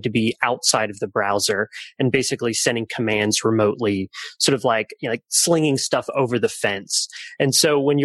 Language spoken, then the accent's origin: English; Atlanta, Georgia, United States; I'm from Atlanta, Georgia